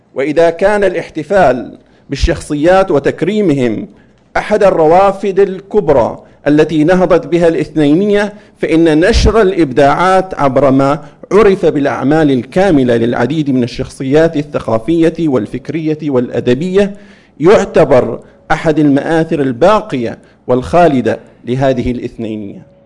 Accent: Saudi Arabia; في بلادنا المملكة العربية السعودية

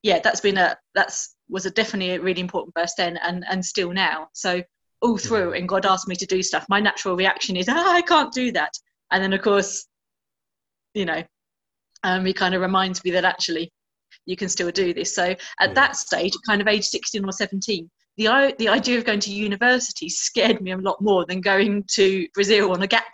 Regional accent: Essex, East of England, United Kingdom; moved away as an adult; also born or lived in Birmingham / Canterbury; now in Mozambique; I'm a Brummie born. Grew up in Essex and then spent most of my adult life in Canterbury

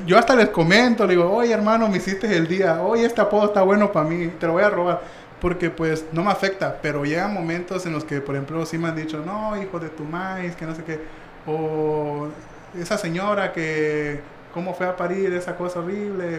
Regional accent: Mexico

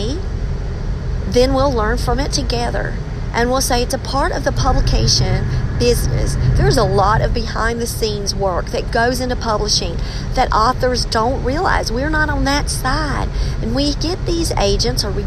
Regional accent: England, United Kingdom; I'm English

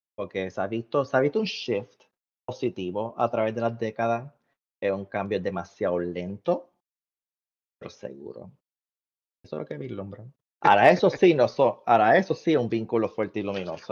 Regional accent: Puerto Rico; now in United States; los puertorriqueños nosotros somos cariñosos

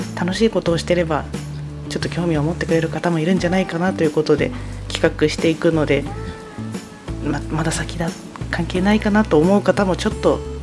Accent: Tomakomai, Hokkaido, Japan; 育ちもずっと苫小牧です

